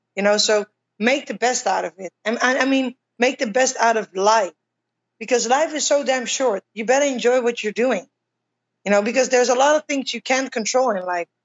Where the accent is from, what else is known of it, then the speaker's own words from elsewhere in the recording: Utrecht, Netherlands; my hometown, Utrecht